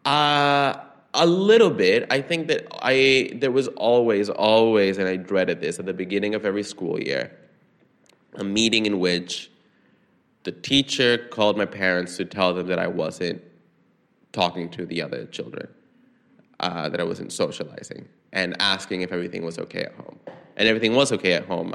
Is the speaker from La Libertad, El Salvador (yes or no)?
no; San Salvador, El Salvador; moved away as an adult; now in New York City, United States; I grew up in San Salvador